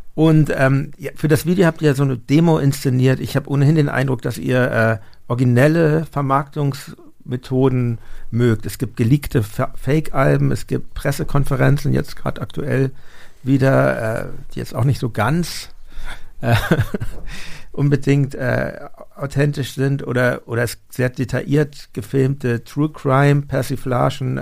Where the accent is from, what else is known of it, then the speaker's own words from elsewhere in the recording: Hamburg, Germany; now in Berlin, Germany; ich komme ja aus Hamburg ursprünglich